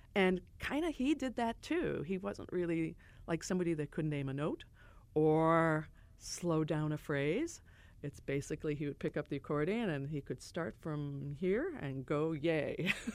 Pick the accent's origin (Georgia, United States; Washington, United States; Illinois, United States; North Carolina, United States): Illinois, United States; Chicago; I grew up on the South Side, as I said, and there was a great gang of people that were there that moved from Ireland including my parents